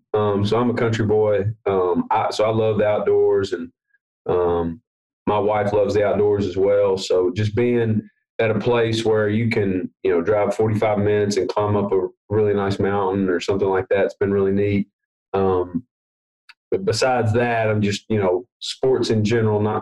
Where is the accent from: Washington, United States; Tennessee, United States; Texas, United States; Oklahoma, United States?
Tennessee, United States; Jackson; I'm from Jackson, Tennessee, so that's just outside of Memphis